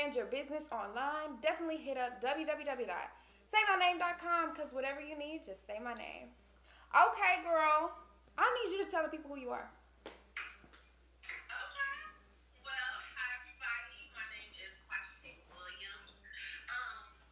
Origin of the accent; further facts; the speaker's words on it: Austin, Texas, United States; we're from Austin. Both of us are from Austin